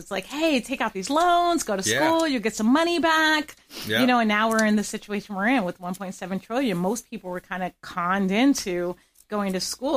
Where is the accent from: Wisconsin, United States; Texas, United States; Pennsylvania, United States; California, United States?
Pennsylvania, United States; moved away as an adult; also born or lived in Gettysburg / Boston; now in Florida, United States; I grew up in Pennsylvania as a whole